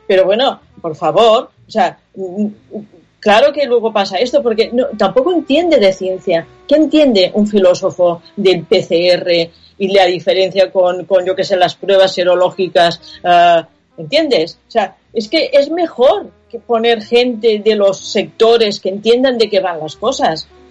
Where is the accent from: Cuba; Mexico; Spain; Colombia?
Spain; Catalonia; first language Catalan; Spanish is a second language; yo soy eh, de lengua materna catalana, he escrito libros en catalán